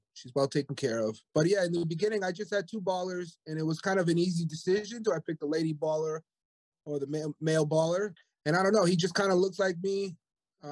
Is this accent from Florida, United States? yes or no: no; Rhode Island, United States; moved away; also born or lived in Hawaii; I was living in Hawaii, but I'm originally from Rhode Island, up here in the Northeast